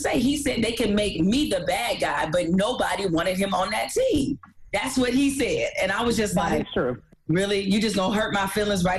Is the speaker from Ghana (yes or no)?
no; Detroit, Michigan, United States; I'm from Detroit. I grew up a really big Pistons fan.